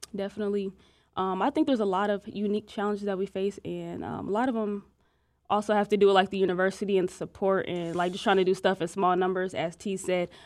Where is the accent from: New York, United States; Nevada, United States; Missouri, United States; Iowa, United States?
Iowa, United States; moved away; me and Monifa, we're from Iowa